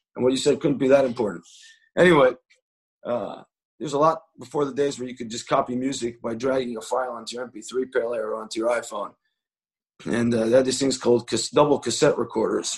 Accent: Jerusalem, Jerusalem District, Israel; I said, Jerusalem.

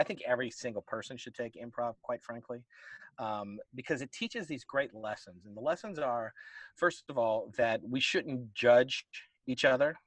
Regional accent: Tampa, Florida, United States; moved away as an adult; now in Atlanta, United States; Originally, I'm from Tampa, Florida. I moved to Atlanta, Georgia, in '89 to go to college, and I've been here ever since.

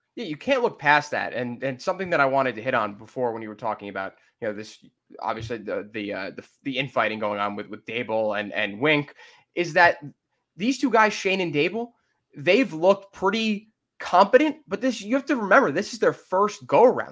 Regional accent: Livingston, New Jersey, United States; my hometown of Livingston

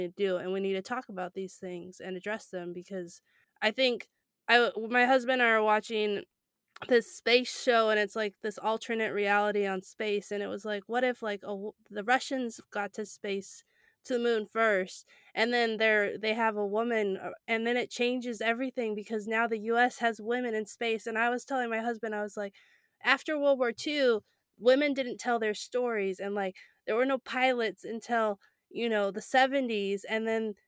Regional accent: California, United States; I grew up in California

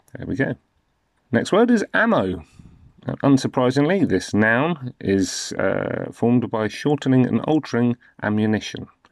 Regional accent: United Kingdom; I'm in the U K. I'm from the U K, as you can probably tell.

